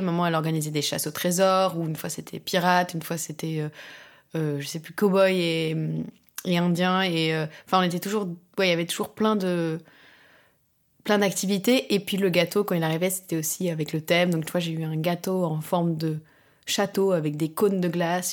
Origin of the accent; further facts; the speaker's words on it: France; also born or lived in London / Barcelona / Croatia; now in Paris, France; j'ai grandi en France